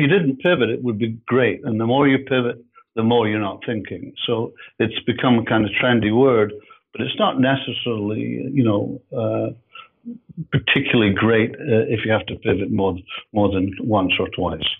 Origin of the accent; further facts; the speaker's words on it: Edinburgh, Scotland, United Kingdom; moved away as an adult; now in Canada; I'm from Edinburgh, I'm from, so I'm from Scotland